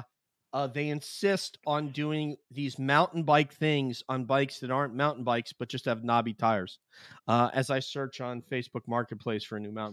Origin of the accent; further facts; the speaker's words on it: New York, United States; now in United Kingdom; my friends from hometown in New York